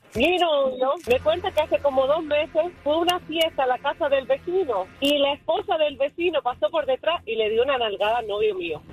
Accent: Cuba; nosotros somos cubanos

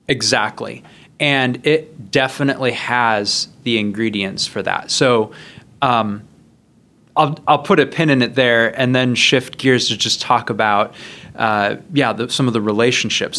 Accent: Midwest, United States; I grew up in the Midwest.

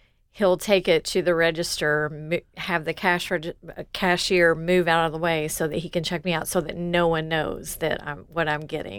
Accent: Louisville, Kentucky, United States; now in Columbus, United States; And so I'm from Louisville, mm-hmm. Kentucky.

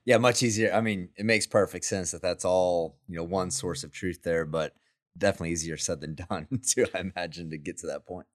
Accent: Midland, Texas, United States; now in Houston, United States; I'm from Midland, too

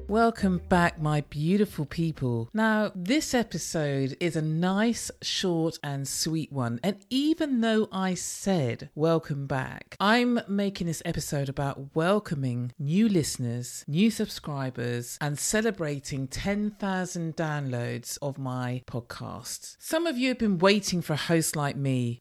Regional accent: London, United Kingdom; I am in London from London

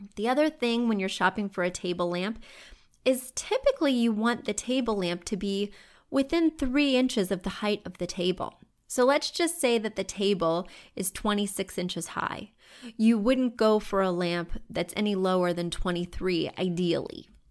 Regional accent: Missouri, United States; now in New York City, United States; Missouri, I'll just use my home state. When you go to Missouri, All the homes are low in the places I grew up

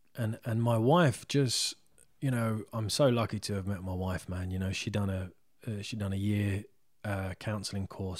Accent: Isleworth, London, United Kingdom; I'm from Isleworth

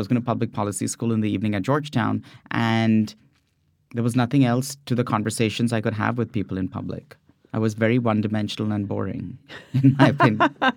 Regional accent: India; moved away as an adult; also born or lived in San Francisco Bay Area, California; now in California, United States; growing up in India

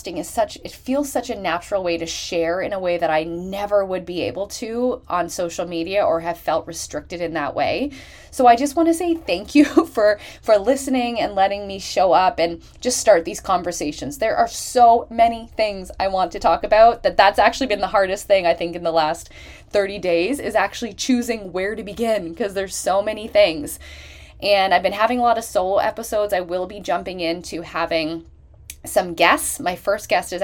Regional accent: Canada; Canada ranking number one, which is my home country.

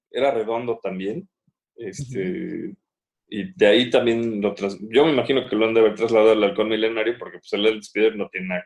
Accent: Mexico; como mexicano

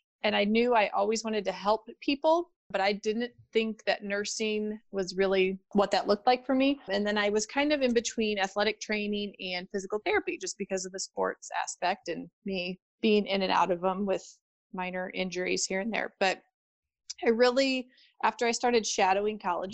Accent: St. Louis, Missouri, United States; also born or lived in O'Fallon, Missouri; I grew up in St. Louis, Missouri

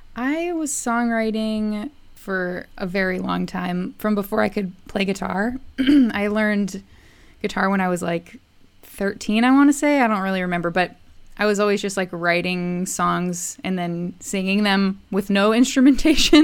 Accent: Hopkinton, Massachusetts, United States; I grew up in a um, suburb outside of Boston called Hopkinton

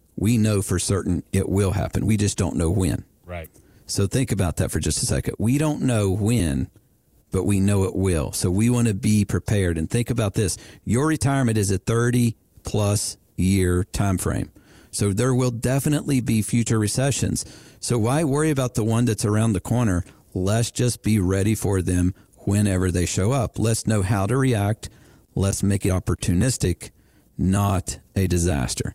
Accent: West Virginia, United States; I was born in West Virginia

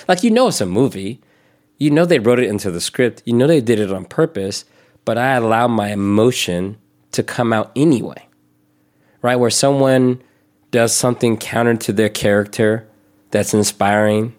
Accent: the South, United States; I grew up in the South

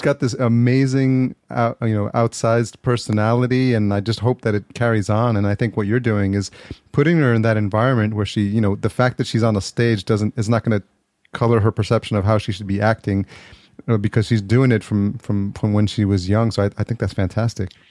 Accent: New York, United States; now in Los Angeles, United States; I grew up in New York. I'm in Los Angeles now

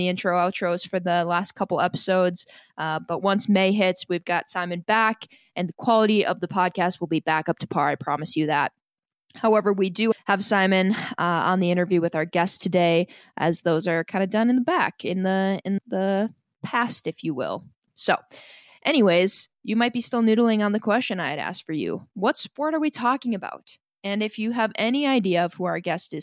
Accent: Fort Atkinson, United States; I'm from Fort Atkinson.

